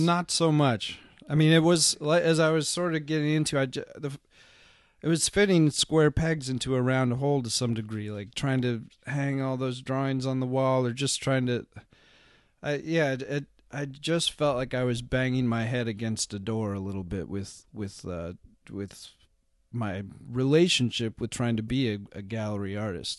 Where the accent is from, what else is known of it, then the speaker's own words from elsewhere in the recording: Seattle, Washington, United States; I grew up in Seattle.